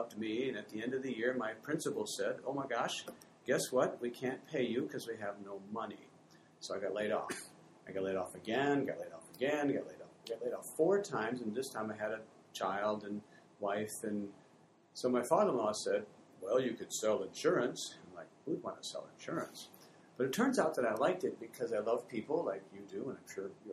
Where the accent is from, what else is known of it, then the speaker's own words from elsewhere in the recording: Fremont, Michigan, United States; moved away as an adult; also born or lived in Hamilton; I grew up in Fremont, Michigan, back in the, I guess, in the 60s